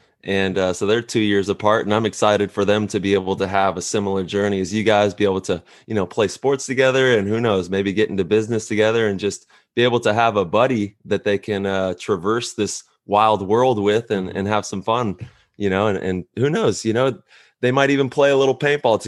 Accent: Modesto, California, United States; I was in the NorCal Valley in Modesto

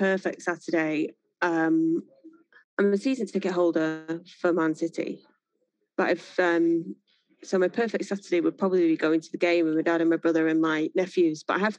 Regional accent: Greater Manchester, North West England, United Kingdom; I am from Greater Manchester, so all my memories are of Greater Manchester.

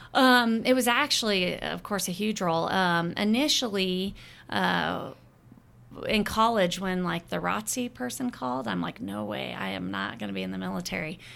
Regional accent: Arizona, United States; moved away as an adult; also born or lived in Oahu, Hawaii / Bethesda, Maryland; now in Ogden, United States; I'm originally from Arizona. Uh, I was born and raised there

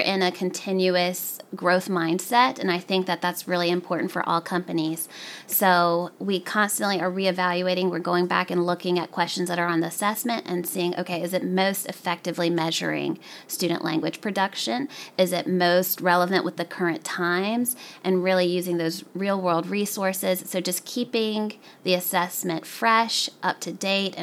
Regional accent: the South, United States; as an Arab American, I grew up in the South.

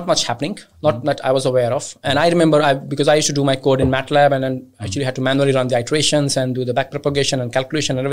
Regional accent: India; I'm originally from India

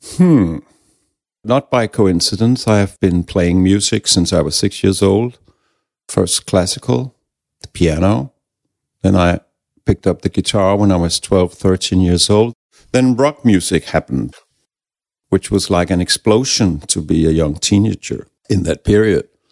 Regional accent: Denmark; English is a second language; also born or lived in Copenhagen; we have a word in Danish

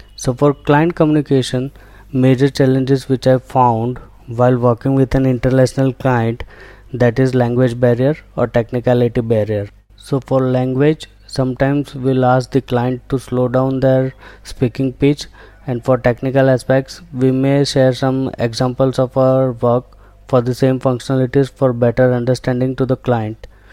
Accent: Ahmedabad, Gujarat, India; I was born in Ahmedabad, and it's one of the largest cities and former capital of Gujarat.

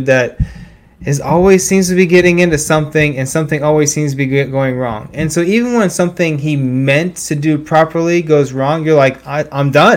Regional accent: Beavercreek, Ohio, United States; my hometown, Beaver Creek, Ohio.

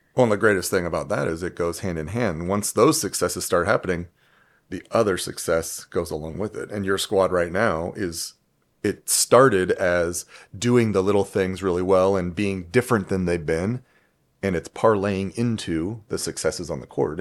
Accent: Huntington Beach, California, United States; moved away as an adult; now in Toledo, United States; I am from California or Cali

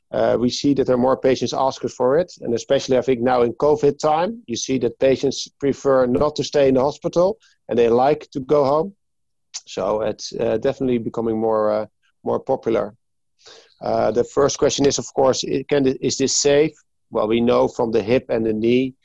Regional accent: Hoorn, North Holland, Netherlands; I'm from Hoorn, which is like 20 minutes from Amsterdam

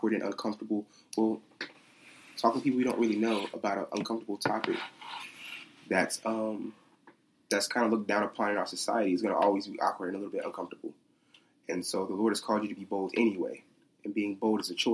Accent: Charlotte, North Carolina, United States; I'm from Charlotte, North Carolina

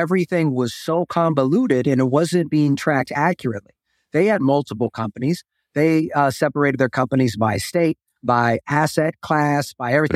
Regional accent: Texas, United States; moved away as an adult; I am originally from Texas

